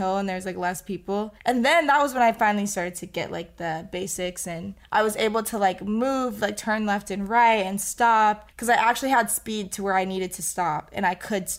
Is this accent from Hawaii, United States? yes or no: no; Florida, United States; moved away; not that many people in my hometown have probably even seen snow before because you just are born and raised in, like, a hot and tropical environment.